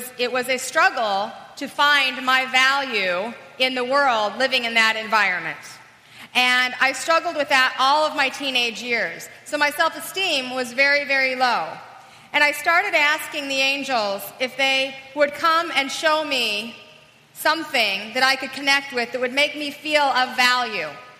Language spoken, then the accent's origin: English; Salt Lake City, Utah, United States; I was raised in Salt Lake City, Utah